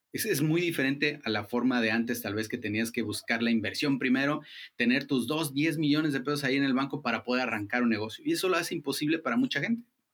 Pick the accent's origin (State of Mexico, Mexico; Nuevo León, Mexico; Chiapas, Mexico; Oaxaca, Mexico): Chiapas, Mexico; somos chiapanecos ayudando a chiapanecos